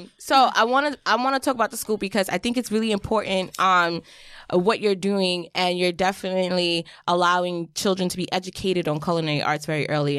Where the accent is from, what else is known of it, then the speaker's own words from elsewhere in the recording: Jamaica; In Jamaica, we call things differently